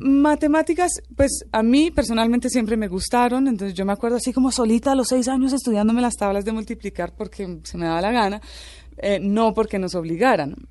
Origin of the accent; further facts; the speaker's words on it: Icononzo, Tolima, Colombia; also born or lived in Venezuela; Vivíamos en una finca en, en, el Tolima, también en una zona bien remota